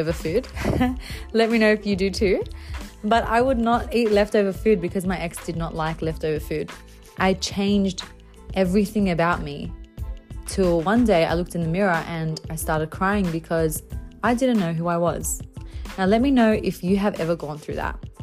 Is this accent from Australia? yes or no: yes; Bankstown, New South Wales, Australia; I grew up in Bankstown. I was there for a few years